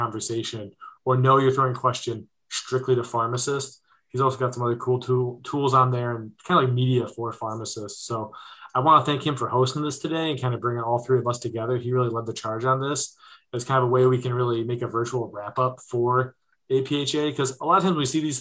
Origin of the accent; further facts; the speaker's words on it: Ohio, United States; my home state of Ohio